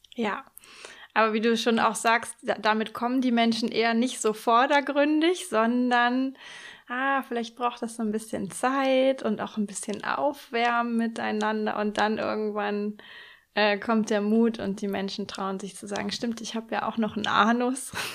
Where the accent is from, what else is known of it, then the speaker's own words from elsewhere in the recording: Hamburg or the north of Germany, Northern Germany, Germany; moved away; in Hamburg oder zumindest im Norden, ähm, meine alte Heimat